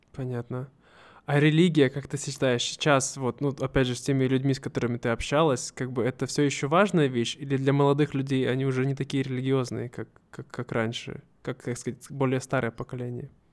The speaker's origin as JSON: {"language": "Russian", "region": "Siberia", "country": "Russia", "said": "мы все сибиряки, мы более дружелюбные"}